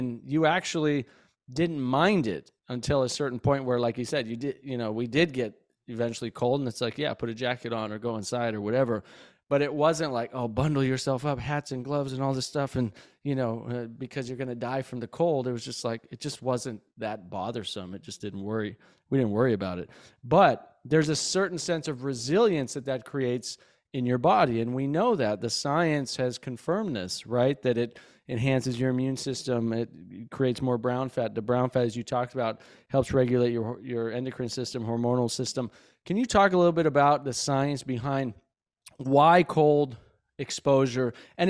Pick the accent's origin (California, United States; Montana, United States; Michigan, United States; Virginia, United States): Montana, United States; Belgrade; moved away; also born or lived in Santa Fe, New Mexico / Florida; when I was a kid growing up in Bozeman, Belgrade, Montana